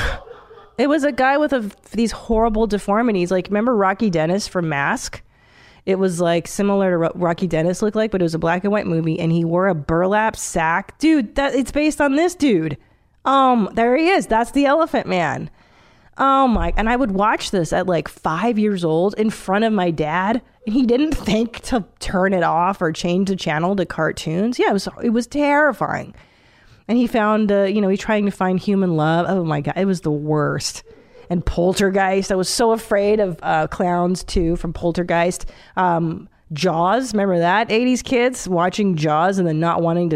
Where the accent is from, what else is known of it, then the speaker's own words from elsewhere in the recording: Hungary; moved away; in Hungary, there's a roller coaster that doesn't even stop to let you on. Like, that's the kind of stuff I grew up going